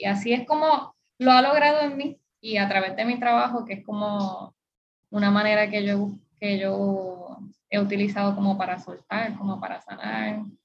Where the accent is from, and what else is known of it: Puerto Rico; born or raised there